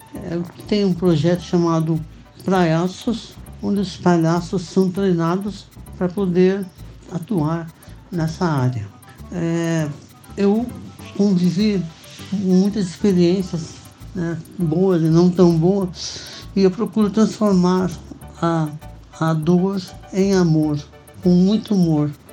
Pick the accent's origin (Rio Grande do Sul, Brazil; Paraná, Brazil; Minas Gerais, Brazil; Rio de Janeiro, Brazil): Paraná, Brazil; Lapa; now in João Pessoa, Brazil; moro em João Pessoa, mas sou natural de Lapa, no Paraná, a 70 quilômetros de Curitiba